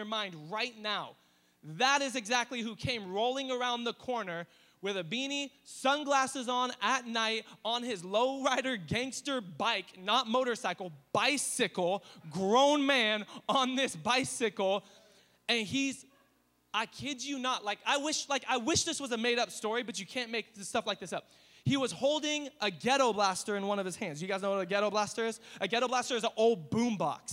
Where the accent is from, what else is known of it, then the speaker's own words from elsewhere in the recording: Riverside, California, United States; now in Temecula, United States; I grew up in East Riverside